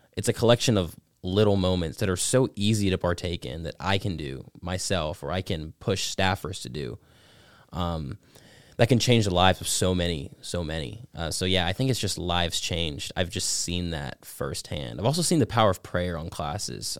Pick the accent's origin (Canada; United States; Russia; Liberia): United States; Georgia; Teen Pac, Georgia three. It's been my home state class through and through